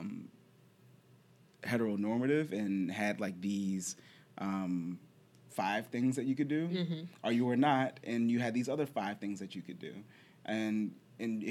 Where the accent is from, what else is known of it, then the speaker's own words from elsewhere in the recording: Charlottesville, Virginia, United States; I grew up in Charlottesville, Virginia